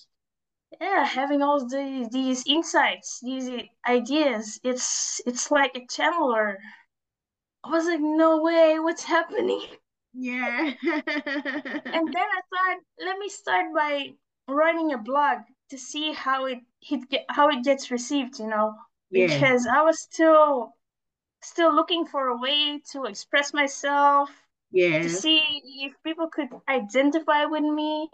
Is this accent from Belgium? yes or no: yes; Belgium; I am born in Belgium. I'm from Belgium